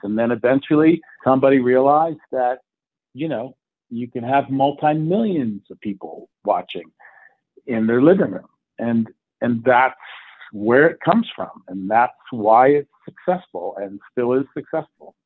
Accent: the South, United States; moved away; I grew up a bit in the South. Uh, actually, most of my youth was in the South

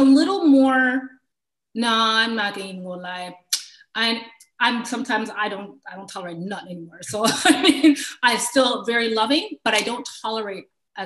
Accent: Kitchener, Ontario, Canada; I grew up in Kitchener, Ontario.

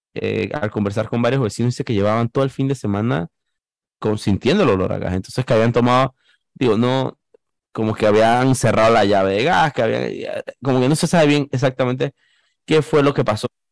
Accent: Panama; periodista panameño

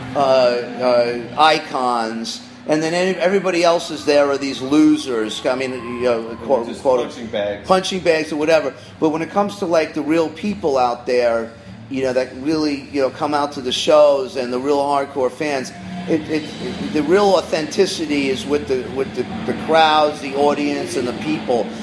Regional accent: New York City, New York, United States; now in Los Angeles, United States; I grew up in Queens

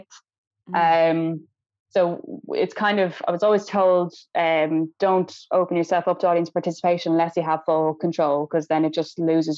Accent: Ireland; I was the only Irish person

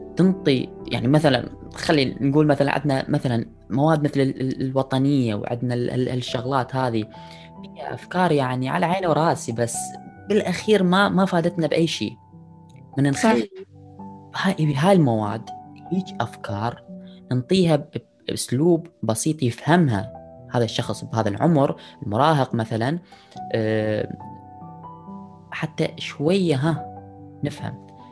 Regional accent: Iraq; اني عراقي من بلد حضارات

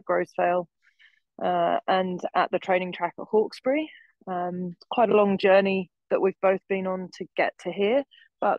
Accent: Sussex, South East England, United Kingdom; now in Australia; I'm from Sussex, actually

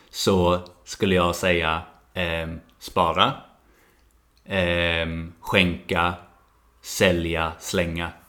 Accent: Sweden; moved away as an adult; also born or lived in Malmö / New Zealand; Jag är utvandrad.

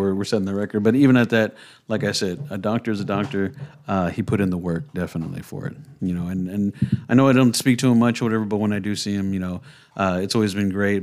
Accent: San Antonio, Texas, United States; when we were growing up, it was pretty fucking rough, 'cause I'm from the creek

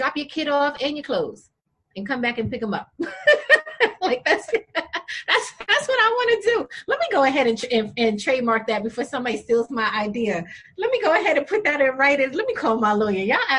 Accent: Jamaica; I'm Jamaican. You want to tell me stop eating rice and peas?

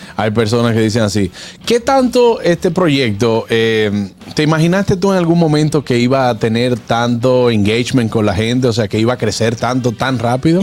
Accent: Dominican Republic; con nosotros como dominicanos

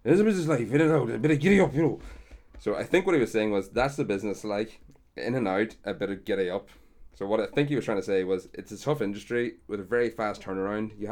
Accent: Ireland; makes me love being Irish

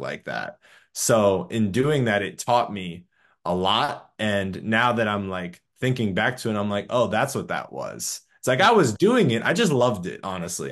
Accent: Clearwater, Florida, United States; now in Orlando, United States; originally from Clearwater, Florida, live in Orlando

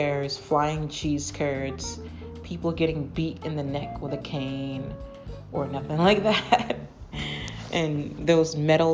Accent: Massachusetts, United States; I'm from Massachusetts

